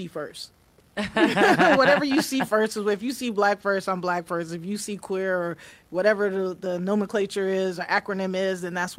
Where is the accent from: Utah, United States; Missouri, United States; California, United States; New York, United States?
New York, United States; New York City; now in Atlanta, United States; I went to school in New York. I grew up in New York City. I went to Christ the King High School